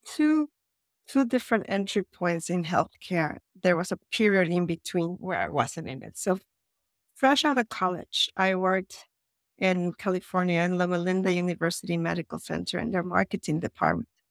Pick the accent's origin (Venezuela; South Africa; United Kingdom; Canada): Venezuela; Caracas, Capital District; English is a second language; moved away as an adult; also born or lived in San Francisco / Florence / Los Angeles / Miami; now in Copenhagen, Denmark; I was born in Venezuela, actually, in Caracas, Venezuela, a long time ago, and I lived there until I was around eighteen years old, and then I moved to the U S for college